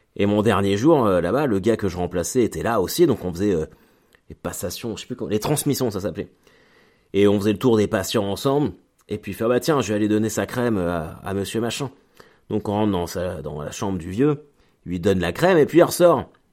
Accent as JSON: {"language": "French", "country": "France", "also_born_or_lived": "Caen", "said": "je suis français"}